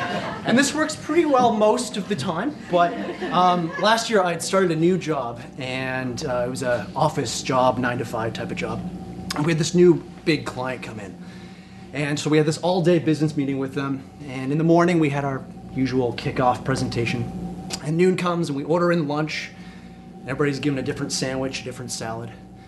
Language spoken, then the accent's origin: English; Alberta, Canada; now in Montreal, Canada; So I'm not from Montreal originally. I'm from Alberta, which means by default, I'm lacking in a few key areas of French.